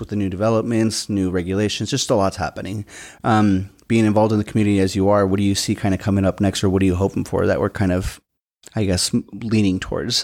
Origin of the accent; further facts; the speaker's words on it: West Side, Washington, United States; I'm from the West Side